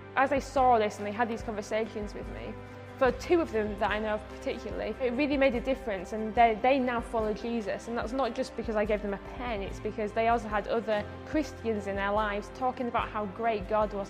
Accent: Bradford, Yorkshire and the Humber, United Kingdom; I'm from Bradford. When I was 11 and going to high school, I just went to the to the local normal high school

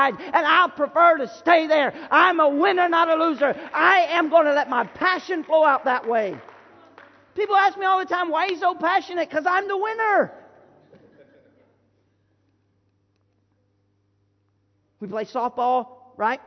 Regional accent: Florida, United States; I'm from Florida, and I grew up in the woods

